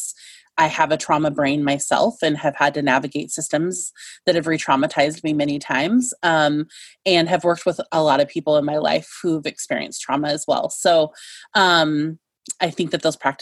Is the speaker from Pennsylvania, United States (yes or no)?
no; Chinook Multnomah lands, just northwest of Portland, Oregon, United States; I've grown up on Chinook Multnomah lands, just northwest of Portland